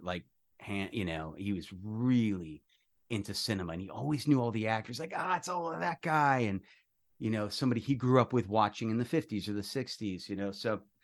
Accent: New York, United States; moved away; also born or lived in Coral Springs, Florida; I'm a native new yorker

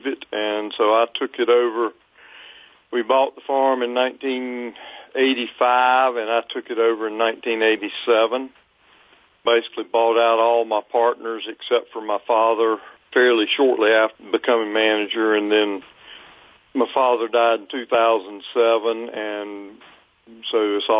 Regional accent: Fayetteville, North Carolina, United States; I grew up in Fayetteville, North Carolina

